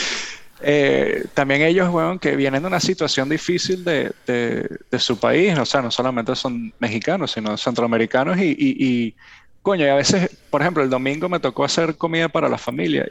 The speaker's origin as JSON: {"language": "Spanish", "country": "Venezuela", "accent": "Venezuelan", "moved": "yes", "lives_now": "United States"}